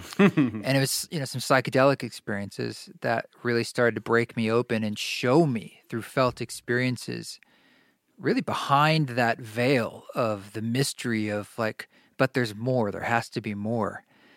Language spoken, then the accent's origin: English; Oregon, United States; I grew up in Oregon, and my upbringing, although like I was in Boy Scouts, my parents and I, we all went camping, and I think that made a pretty indelible influence on me.